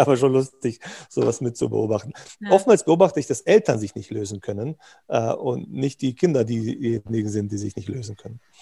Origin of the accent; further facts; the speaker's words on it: Bosnia & Herzegovina; moved away; wir kommen aus Jugoslawien, ex aus Bosnien